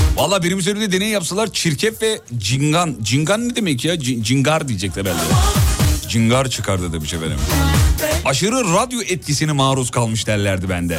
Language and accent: Turkish; Black Sea Region, Turkey